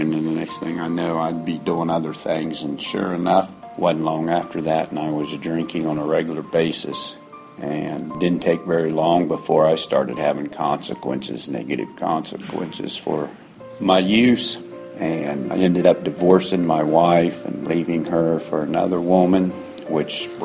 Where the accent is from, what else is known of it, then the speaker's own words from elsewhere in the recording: Xenia, Ohio, United States; I'm from Xenia, Ohio